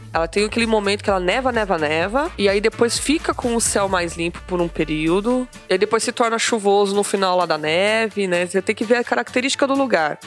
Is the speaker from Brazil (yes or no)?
yes; Brazil; somos brasileiros